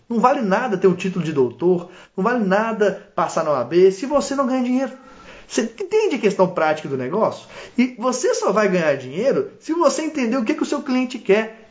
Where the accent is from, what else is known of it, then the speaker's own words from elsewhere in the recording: Minas Gerais, Brazil; accent: mineiro, embolado; sou mineiro, mineiro do interior e falo embolado